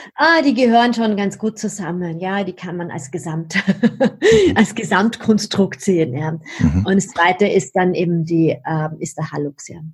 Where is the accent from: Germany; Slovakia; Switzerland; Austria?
Austria; Vienna; Also wo ich herkomme, hört man wahrscheinlich ein bisschen. Ich bin Wienerin